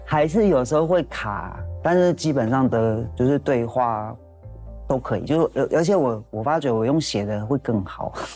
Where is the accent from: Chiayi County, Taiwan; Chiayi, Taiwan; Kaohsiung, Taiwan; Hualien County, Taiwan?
Hualien County, Taiwan; Ciyakang tribal village; moved away as an adult; 因为以前虽然我们是在部落里面长大